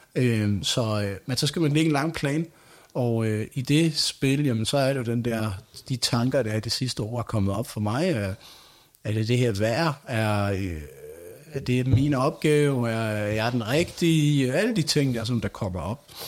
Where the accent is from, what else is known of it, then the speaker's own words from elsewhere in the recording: Nykøbing Falster, Zealand, Denmark; now in Næstved, Denmark; jeg er fra Nykøbing Falster og Rinde. Øh, I Nykøbing øh, kender jeg jo rigtig mange, for der er vokset op